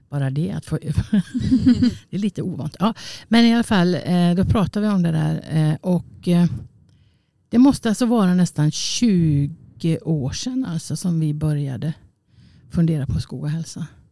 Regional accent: Borås, Västra Götaland, Sweden; moved away; also born or lived in Gothenburg / Kungälv; jag är från Borås och hamnade jag då i Göteborg

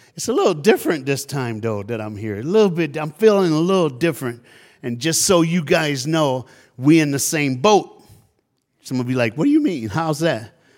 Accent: Tennessee, United States; also born or lived in Dallas, Texas; now in South Florida, United States; I'm from the South. I was born and raised in Tennessee

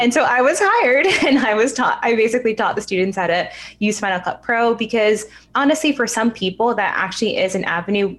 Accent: New York, United States; I'm actually born and raised in New York, so I've never been anywhere else. But my family lives out in the suburbs

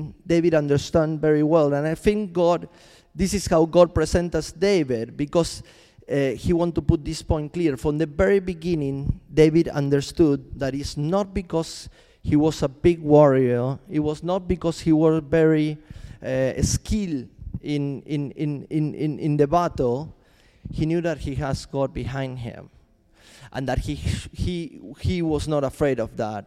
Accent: Argentina; moved away as an adult; also born or lived in Chile; I'm from Argentina, and I moved to Chile

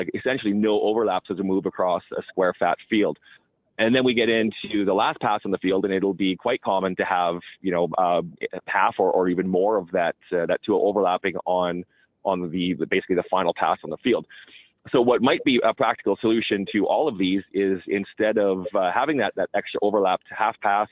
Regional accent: Alberta, Canada; I'm from, you know, oil-rich Alberta

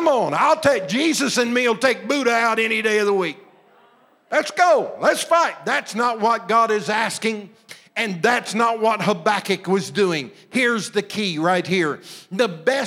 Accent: Southern Illinois, United States; I was raised in Southern Illinois

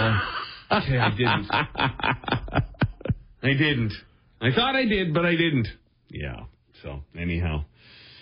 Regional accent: Brampton, Ontario, Canada; when I was growing up in Bramalea, there was a Sara Lee

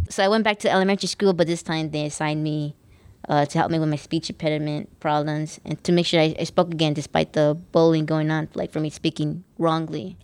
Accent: Los Angeles, California, United States; I'm from Lincoln Heights. We're from East L A. We're proud that we came from the projects

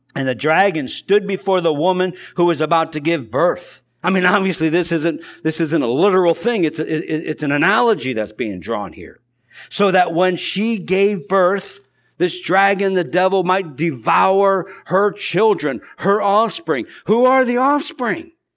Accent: United States; us as American Christians

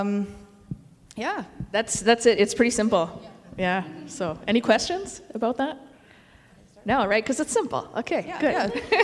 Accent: Lac Ste. Anne, Alberta, Canada; now in Montreal, Canada; I'm from Lac Saint Anne, Alberta, which is Métis community. Um, we live in Montreal right now

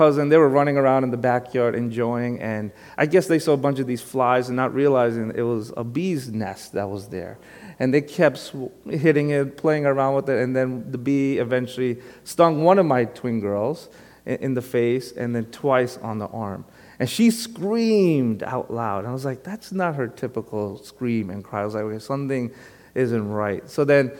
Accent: New York City, New York, United States; also born or lived in Long Island; Even though most of my life has been on Long Island, if anyone asks me, where are you from? I tell them I'm from Brooklyn. Because originally, I am from Brooklyn, born and raised there

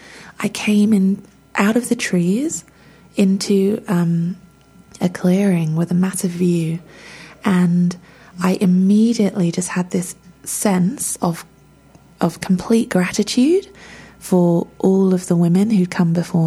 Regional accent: England, United Kingdom; I don't speak the language. I'm English

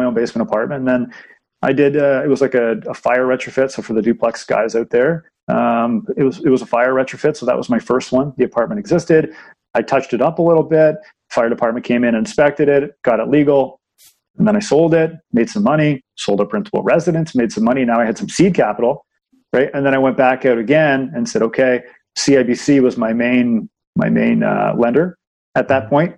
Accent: Markham, Ontario, Canada; I grew up in Markham

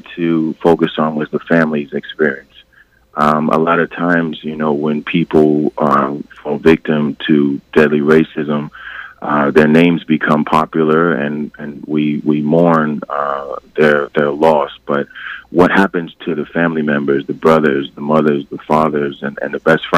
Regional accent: Westchester, New York, United States; I grew up in Westchester

